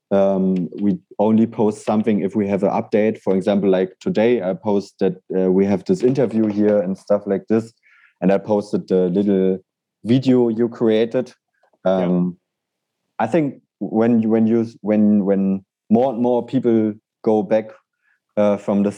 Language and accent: English; Berlin, Germany; I love Berlin and I will never stop loving it because it's my hometown